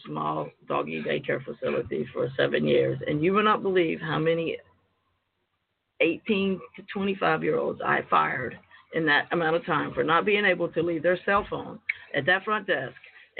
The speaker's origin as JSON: {"language": "English", "area": "Wakulla County", "region": "North Florida", "country": "United States", "tie": "born or raised there", "said": "When I was a young child, I grew up, you obviously can tell I am not from New York City. I grew up in a rural area in North Florida called Wakulla County."}